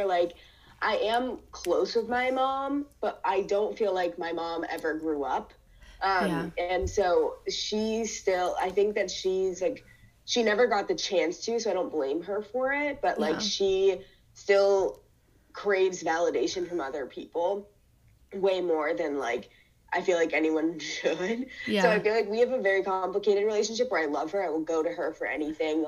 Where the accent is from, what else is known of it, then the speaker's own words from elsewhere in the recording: Ferguson, Missouri, United States; I grew up in Ferguson